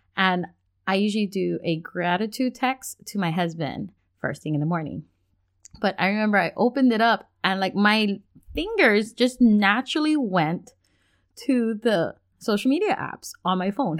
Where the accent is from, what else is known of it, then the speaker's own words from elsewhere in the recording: Hawaii, United States; also born or lived in Washington State; now in Washington, United States; we're originally from Hawaii, now we live in Washington State